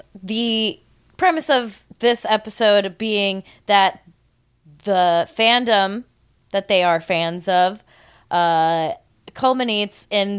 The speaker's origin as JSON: {"language": "English", "region": "California", "country": "United States", "said": "I'm from Orange County."}